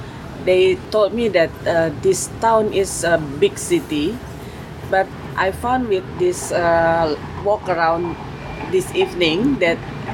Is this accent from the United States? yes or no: no; Indonesia; from Indonesia.